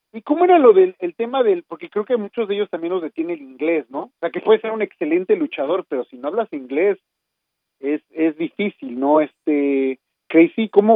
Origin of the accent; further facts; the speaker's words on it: Mexico; como mexicanos